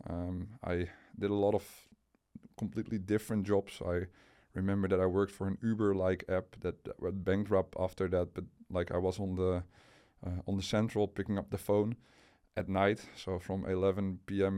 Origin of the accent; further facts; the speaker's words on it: Enkhuizen, North Holland, Netherlands; also born or lived in Delft / near Utrecht; we moved to the place where my parents uh, actually grew up. So that was in the northern part of the of the Netherlands, in a city called uh, Enkhuizen